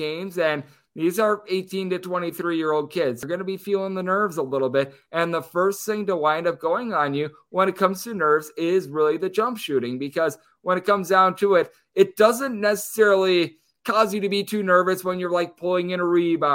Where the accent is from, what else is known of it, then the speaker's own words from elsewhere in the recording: Wisconsin, United States; moved away as an adult; now in Las Vegas, United States; my home state of Wisconsin